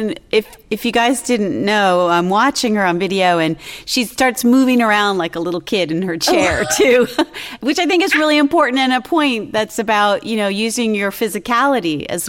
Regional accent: Philadelphia, Pennsylvania, United States; I grew up in Pennsylvania in Philadelphia area

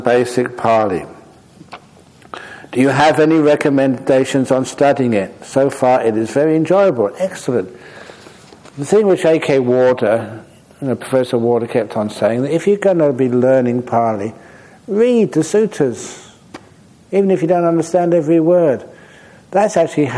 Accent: Australia; also born or lived in Perth; I'm Australian.

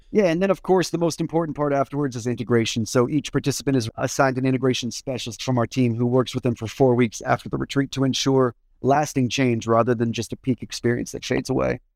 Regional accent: Washington, District of Columbia, United States; I grew up in Washington, D C

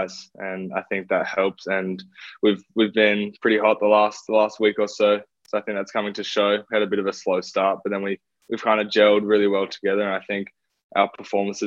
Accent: Australia; moved away as an adult; as an Australian

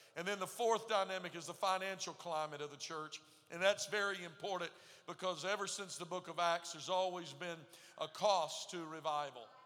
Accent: Texas, United States; moved away; I was raised in Texas

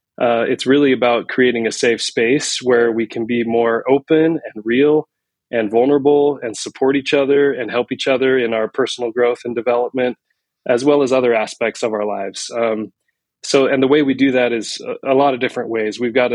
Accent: Salt Lake City, Utah, United States; also born or lived in New York / San Francisco; I grew up in Salt Lake City, Utah. I've lived in New York and San Francisco area, and I'm back in Utah after a few years away just for my career

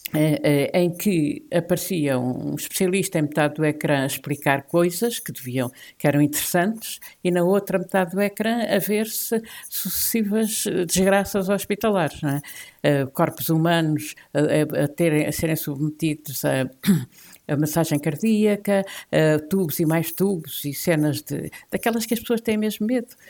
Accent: the South, southern Portugal, Portugal; Eu sou do Sul, pertenço ao Sul

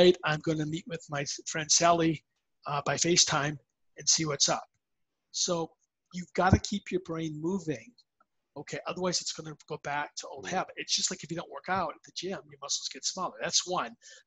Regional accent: Minnesota, United States; I grew up playing hockey in Minnesota.

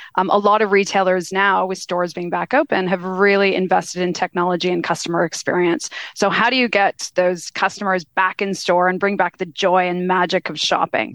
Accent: Canada; now in Australia; I always like to introduce myself as a Kanazi. So I'm a Canadian Australian now

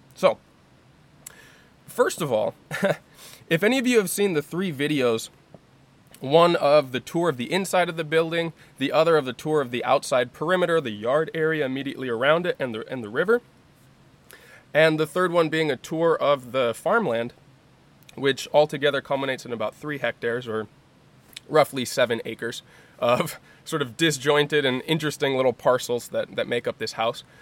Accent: United States; moved away as an adult; growing up in the United States

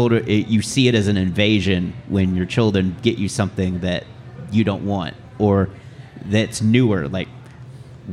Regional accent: Houston, Texas, United States; I grew up in Houston.

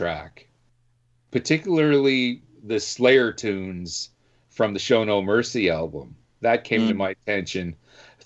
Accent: Canada; I'm Canadian through and through

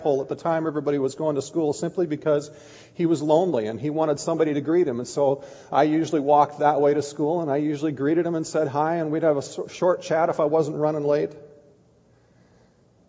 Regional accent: Kiester, Minnesota, United States; I grew up in Keister, Minnesota

